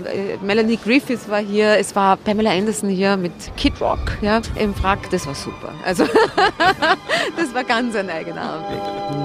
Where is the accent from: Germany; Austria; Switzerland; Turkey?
Austria; Vienna; als Wiener